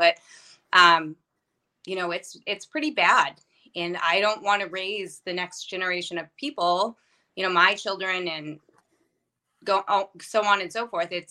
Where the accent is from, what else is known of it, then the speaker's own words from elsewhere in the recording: Massachusetts, United States; moved away as an adult; also born or lived in Maine; now in New Hampshire, United States; I'm from Massachusetts, and I still work there.